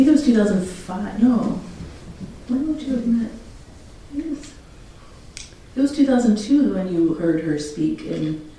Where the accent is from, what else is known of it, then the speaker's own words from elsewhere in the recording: Michigan, United States; moved away; also born or lived in California / England; I grew up in Michigan.